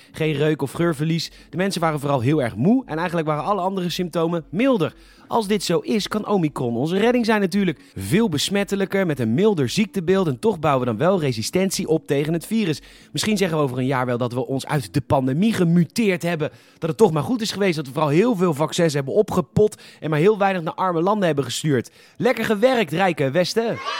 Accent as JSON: {"language": "Dutch", "country": "Netherlands", "said": "we waren als Nederlanders"}